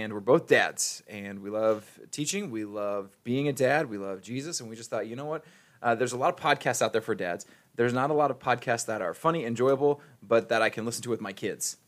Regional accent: Ohio, United States; now in Missouri, United States; I'm from Ohio

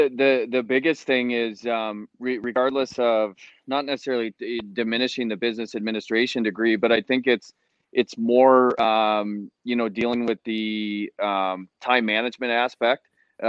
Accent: Rochester, Michigan, United States; I'm from Rochester, Michigan, and I think I had a pretty standard upbringing as far as a hockey player here in Michigan. Grew up in the AAA programs

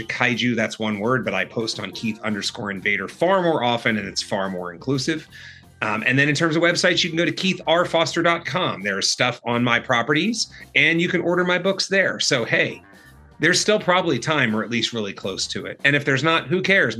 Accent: Texas, United States; I grew up in Texas, man. I live on ranch

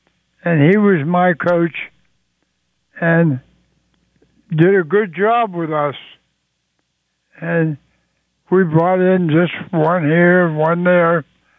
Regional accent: Swissvale, Pennsylvania, United States; I spent so much time as a youngster growing up on the playgrounds in Swissville, my hometown.

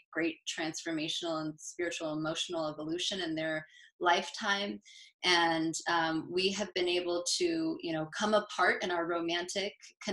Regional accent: Southern and Northern California, United States; also born or lived in upstate New York; now in New York, United States; I am from the West Coast, mostly grown by Southern and Northern California

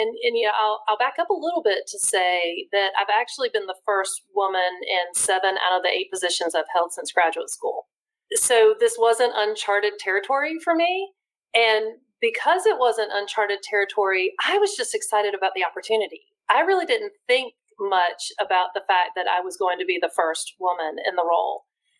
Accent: New Bern, North Carolina, United States; also born or lived in Raleigh; So I'm one of those unusual characters who was born in Raleigh, but I wasn't raised in Raleigh. I was raised in New Bern, which is a small Eastern North Carolina community on the coast. Moved there when I was three.

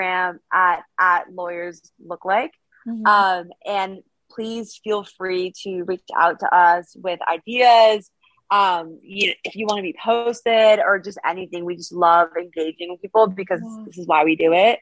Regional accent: East Coast, United States; moved away as an adult; now in San Francisco, United States; I'm from the East Coast too.

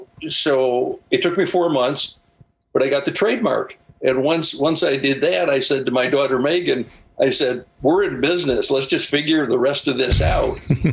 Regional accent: Ireland; I'm Irish. So, you know, we figure that stuff out.

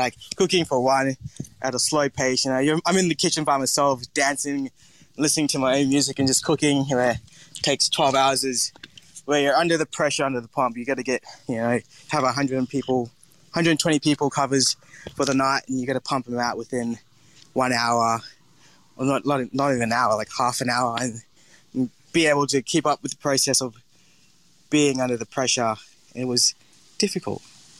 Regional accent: Townsville, Queensland, Australia; So my background, where I'm from, so I grew up in Townsville, which is the Bindal Warragurrka part people, and I've grew up there my whole life and love it.

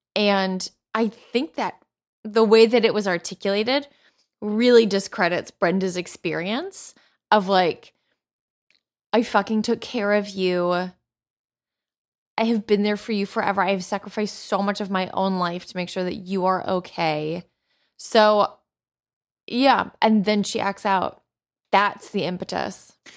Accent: United States; I'm an American

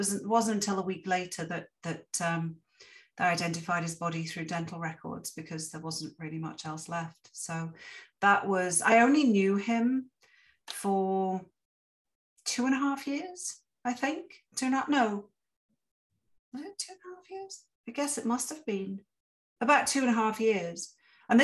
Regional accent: England, United Kingdom; now in Canada; coming to Canada as an immigrant, yet a privileged immigrant, because I'm white and I'm English

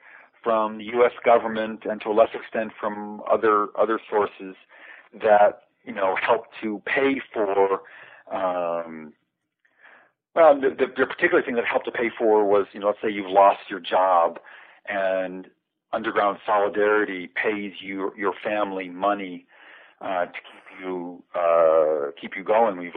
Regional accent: United States; being an American

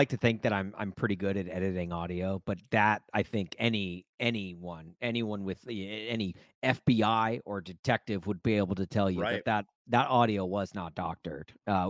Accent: Nashville, Tennessee, United States; now in Chicago, United States; I grew up in Nashville. I'm a Brentwood High School alum.

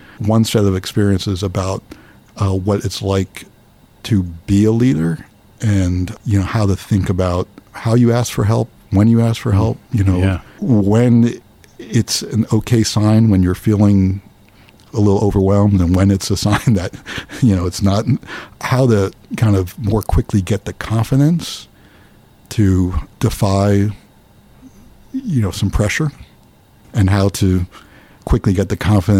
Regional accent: New Brunswick, New Jersey, United States; I grew up near here, near New Brunswick.

